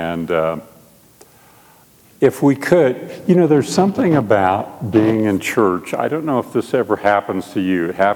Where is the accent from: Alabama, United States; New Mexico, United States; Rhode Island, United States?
New Mexico, United States; Albuquerque; We're from Albuquerque, and I am on staff at Mosaic Church, which is a PCA work in Albuquerque